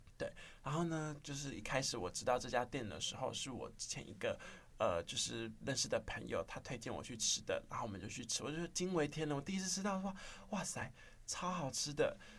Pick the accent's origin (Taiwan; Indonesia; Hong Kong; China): Taiwan; Miaoli County; moved away as an adult; also born or lived in Yangmingshan, Taipei; now in Taipei, Taiwan; 我本身是苗栗人，然后就是上来台北养米山之后，读书